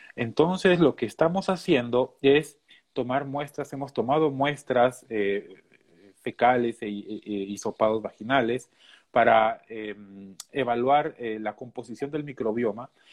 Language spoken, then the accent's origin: Spanish; Peru; moved away as an adult; now in Minnesota, United States; soy de Perú